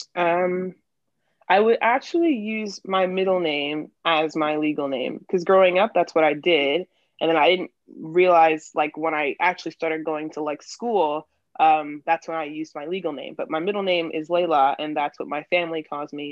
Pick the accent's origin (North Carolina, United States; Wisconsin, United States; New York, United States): New York, United States; moved away as an adult; now in Philadelphia, United States; I am originally from New York. Um, I'm 22, but I moved to Philly after college